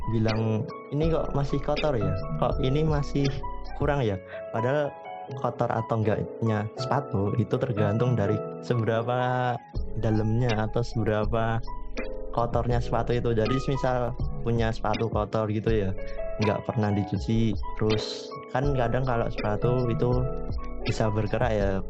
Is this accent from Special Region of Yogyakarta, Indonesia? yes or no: yes; Yogyakarta, Special Region of Yogyakarta, Indonesia; di kampungku sendiri itu udah ada tiga tiga yang buka cuci sepatu bayangin aja kalau satu kampung tiga buka cuci sepatu tiap kampung-kampung di kota Jogja gitu